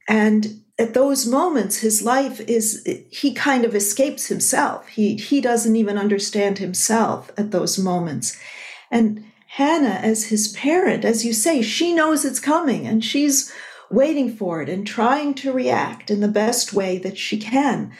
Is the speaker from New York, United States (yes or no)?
yes; Buffalo, New York, United States; moved away; I was at my hometown, Buffalo, New York on 9 11.